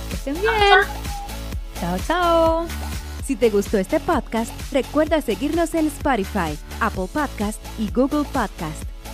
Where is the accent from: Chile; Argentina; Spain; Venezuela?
Chile; now in United States; yo como buena chilena